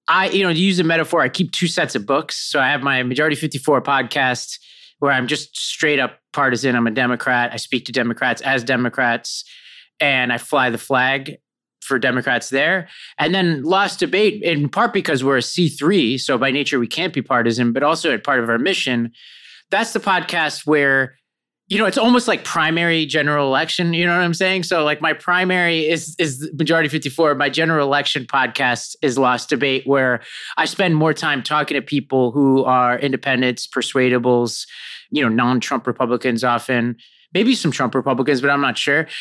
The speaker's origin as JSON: {"language": "English", "town": "New York City", "region": "New York", "country": "United States", "tie": "born or raised there", "also_born_or_lived": "Binghamton, New York", "said": "I grew up in Staten Island, New York"}